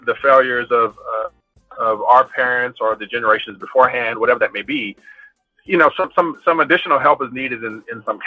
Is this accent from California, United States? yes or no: yes; Compton, California, United States; I'm from Compton and from the hood